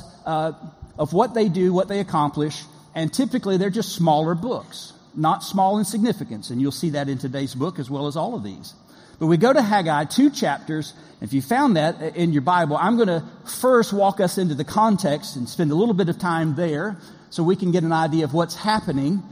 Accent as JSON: {"language": "English", "region": "Florida", "country": "United States", "said": "I'm from the Southern Kingdom, not Judah, but Florida. Deep South"}